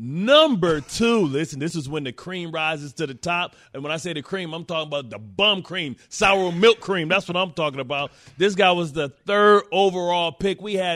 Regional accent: Detroit, Michigan, United States; I'm from Detroit.

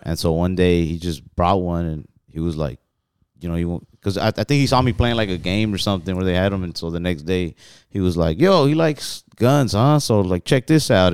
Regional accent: Texas, United States; we're from Texas

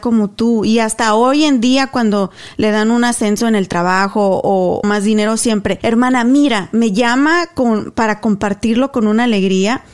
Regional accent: Guanajuato, Mexico; moved away as an adult; also born or lived in Spain; now in Dallas, United States; Mi pueblo, a Paso del Alto, Guanajuato, es conocido por gente súper talentosa

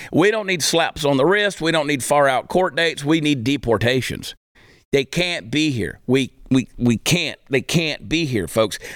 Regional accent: United States; I, as an American

